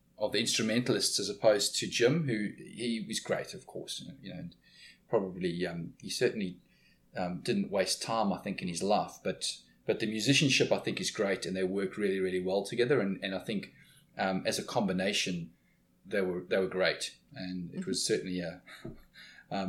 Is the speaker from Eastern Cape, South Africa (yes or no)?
yes; East London, Eastern Cape, South Africa; I was in a place called Port Elizabeth, which is 300 odd kilometers to the west of my hometown, East London.